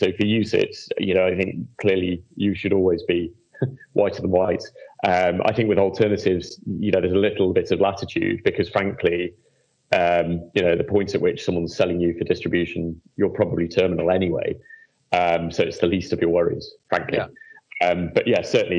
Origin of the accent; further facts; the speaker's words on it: United Kingdom; as a British person who's been heavily involved in MIFID